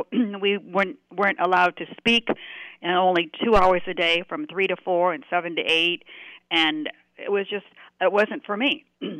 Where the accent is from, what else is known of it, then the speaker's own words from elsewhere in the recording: Omaha, Nebraska, United States; moved away as an adult; also born or lived in Del Mar, California; now in Whitefish, United States; I was raised in Omaha, Nebraska.